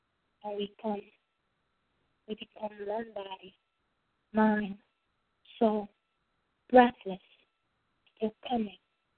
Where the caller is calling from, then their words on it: Virginia, United States; I'm calling from Virginia.